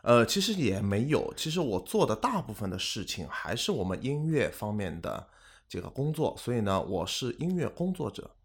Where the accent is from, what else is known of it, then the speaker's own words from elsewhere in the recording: Shanghai, China; moved away as an adult; also born or lived in Singapore; 我很幸运自己嗯。是出生在上海嗯哼。，并且呢，也有这个在新加坡工作的经历